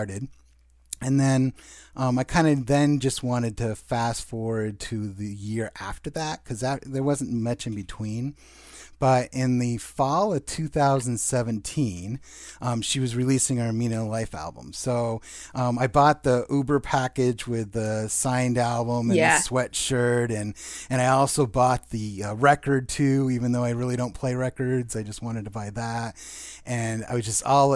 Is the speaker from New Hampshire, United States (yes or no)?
yes; Southern New Hampshire, United States; I'm from Southern New Hampshire.